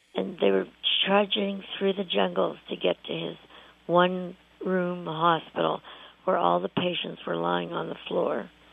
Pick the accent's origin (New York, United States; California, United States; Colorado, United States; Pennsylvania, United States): Pennsylvania, United States; Pittsburgh; I grew up in Pittsburgh